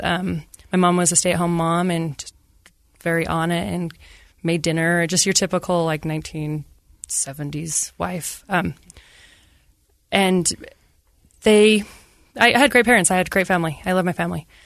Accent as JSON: {"language": "English", "town": "Ogden", "region": "Utah", "country": "United States", "tie": "born or raised there", "said": "I grew up in Ogden, Utah."}